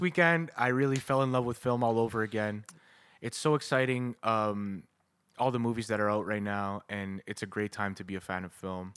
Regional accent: Canada; we're Canadian

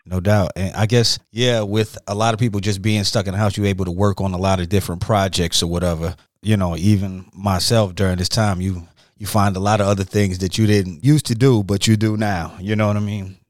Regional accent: Detroit, Michigan, United States; moved away; Growing up, my father played the tenor saxophone. You know, uh, I'm from Detroit originally.

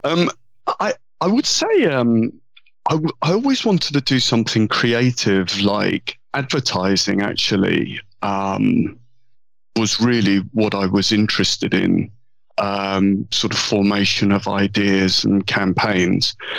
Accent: London, United Kingdom; accent: southern and London; I was born in London. Yeah. Um, grew up in London

